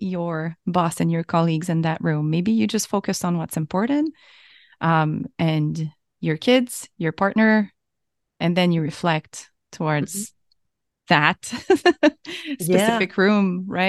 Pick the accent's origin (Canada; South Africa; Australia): Canada; Quebec; So I'm from Canada, and in Quebec we have an entire year.